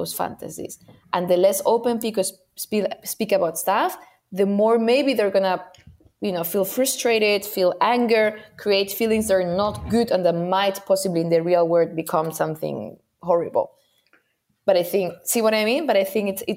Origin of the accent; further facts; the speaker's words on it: Spain; I come from Spain